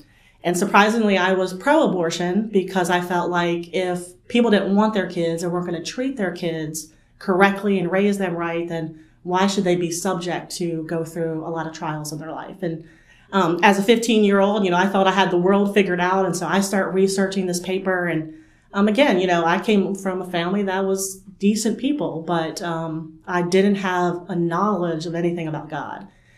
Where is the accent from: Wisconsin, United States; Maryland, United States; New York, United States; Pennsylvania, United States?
Maryland, United States; Well, I grew up actually in Maryland, so you probably can't detect that from my accent.